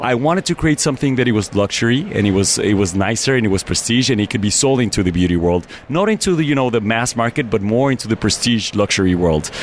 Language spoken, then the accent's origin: English; Mexico City, Mexico; moved away as an adult; now in United States; I'm originally from Mexico City, and I moved to America 11 years ago.